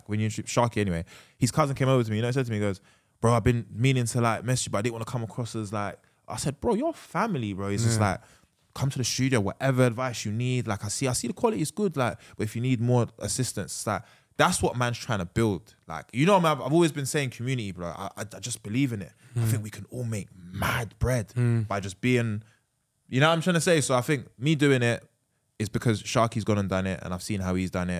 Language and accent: English; Sierra Leone; You're from Colombia, I'm from Sierra Leone, you're from Somalia.